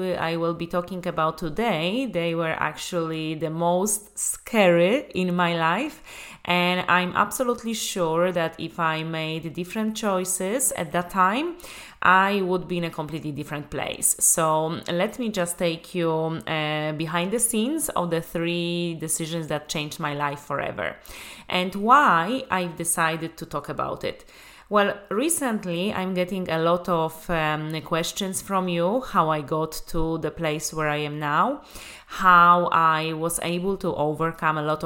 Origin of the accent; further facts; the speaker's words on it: Łódź, Łódź Voivodeship, Poland; moved away as an adult; also born or lived in Dublin, Ireland; my whole life I was living in Lodz, Poland. I was born there. I was going to school there.